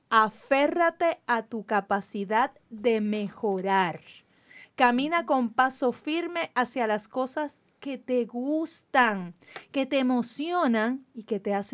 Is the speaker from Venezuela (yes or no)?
no; Carolina, Puerto Rico; soy del pueblo de Carolina.